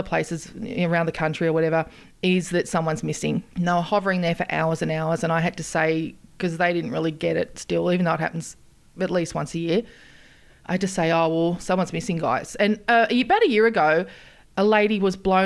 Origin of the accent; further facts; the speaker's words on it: Queensland, Australia; I'm from Queensland.